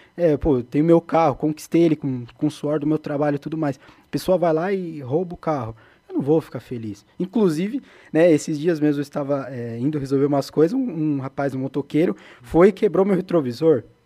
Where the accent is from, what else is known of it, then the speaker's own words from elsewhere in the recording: São Paulo, Brazil; Eu nasci na Zona Leste de São Paulo